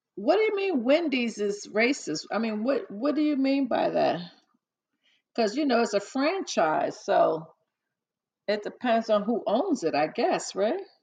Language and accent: English; New York City, New York, United States; I was born and raised in the Bronx